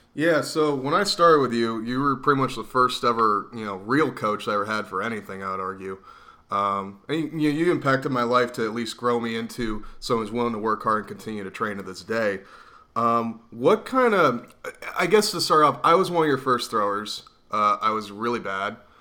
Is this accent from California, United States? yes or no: no; Reading, Pennsylvania, United States; my hometown of Reading, Pennsylvania